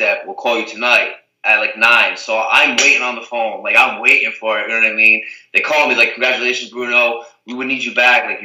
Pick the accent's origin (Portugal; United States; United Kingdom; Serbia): Portugal; Azores; where I'm from, where I was born in Portugal, the Azores